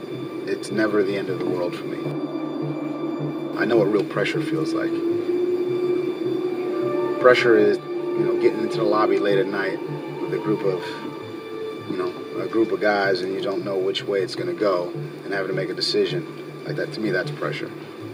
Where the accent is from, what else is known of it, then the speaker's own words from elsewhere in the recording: Brownsville, New York, United States; How does growing up in Brownsville give me a leg up? I think what I saw and what I experienced growing up there, growing up poor, growing up watching my back at all times